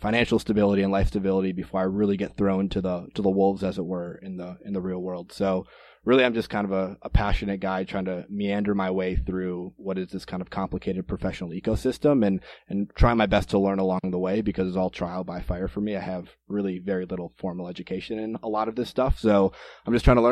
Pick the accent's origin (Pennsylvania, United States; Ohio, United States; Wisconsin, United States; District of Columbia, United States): Wisconsin, United States; Green Bay; also born or lived in Minneapolis, Minnesota; I am originally from Green Bay, Wisconsin, and that's where I am right now, back off of break from college